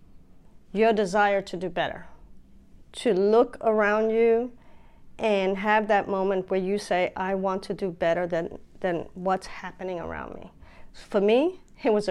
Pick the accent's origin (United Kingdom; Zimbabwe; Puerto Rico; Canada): Puerto Rico; also born or lived in Bronx, New York City, United States; now in Pennsylvania, United States; My parents got divorced and we moved to Puerto Rico, and I spent many years growing up in Puerto Rico.